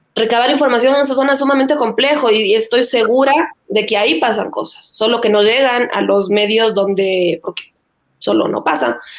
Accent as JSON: {"language": "Spanish", "country": "Ecuador", "said": "como ecuatorianos"}